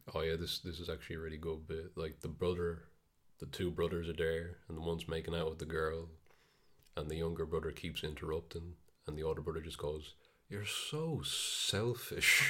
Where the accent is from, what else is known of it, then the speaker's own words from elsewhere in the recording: Ireland; we're Irish